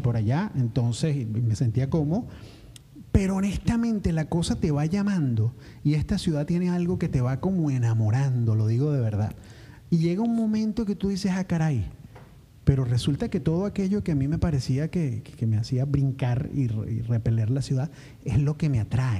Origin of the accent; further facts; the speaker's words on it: San Antonio, Venezuela; moved away as an adult; also born or lived in Caracas; nuestro país y nuestro San Antonio